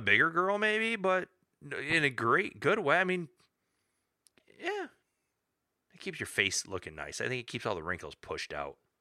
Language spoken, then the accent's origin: English; Michigan, United States; We're, we're all from Michigan